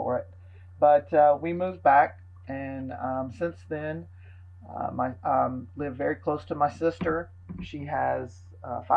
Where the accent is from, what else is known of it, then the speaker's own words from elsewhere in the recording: Georgia, United States; moved away as an adult; also born or lived in Dallas, Texas / California; I was gone from Georgia for 13 very long years